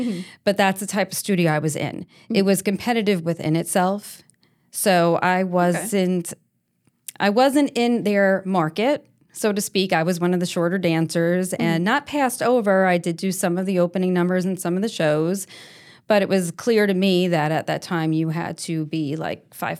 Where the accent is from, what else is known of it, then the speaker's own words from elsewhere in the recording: Nesconset, New York, United States; I grew up in New York on Long Island.